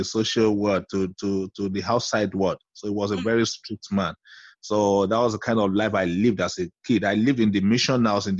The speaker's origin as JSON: {"language": "English", "country": "Nigeria", "tie": "born or raised there", "said": "I lived in several villages in Nigeria because of the nature of my father's job, like a missionary."}